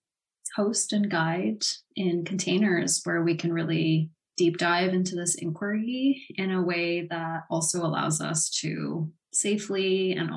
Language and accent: English; Los Angeles, California, United States; now in Vancouver, Canada; I was born on Tongva territory, also known as Los Angeles